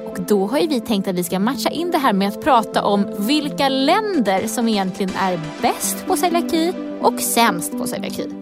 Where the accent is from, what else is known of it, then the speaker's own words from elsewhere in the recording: Stockholm County, Sweden; jag är från Region Stockholm, om det inte hörs på min dialekt.